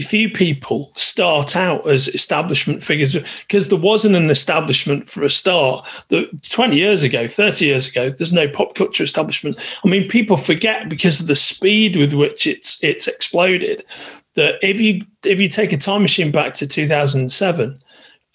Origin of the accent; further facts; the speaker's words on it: Merseyside, North West England, United Kingdom; moved away; me starting in the northwest of England in Merseyside